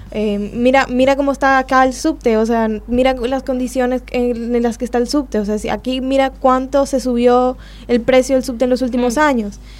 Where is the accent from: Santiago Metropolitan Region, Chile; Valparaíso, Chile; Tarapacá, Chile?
Santiago Metropolitan Region, Chile; Santiago; also born or lived in Bogotá, Colombia; now in Argentina; Yo soy de Santiago